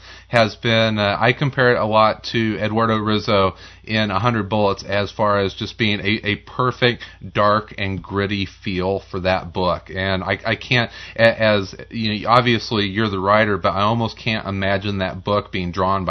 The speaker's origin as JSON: {"language": "English", "town": "Marion", "region": "Illinois", "country": "United States", "moved": "yes", "lives_now": "Chicago, United States", "said": "I'm from Marion, Illinois"}